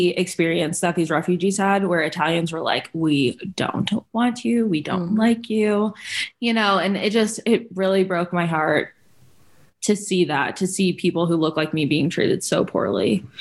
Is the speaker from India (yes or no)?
no; Germany; So, like I mentioned in my bio, I grew up in Germany.